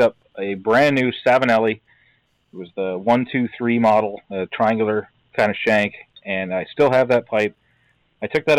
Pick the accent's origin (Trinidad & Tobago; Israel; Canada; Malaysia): Canada; Brantford, Ontario; moved away as an adult; now in Wisconsin, United States; I actually grew up in Brantford, Ontario, in Canada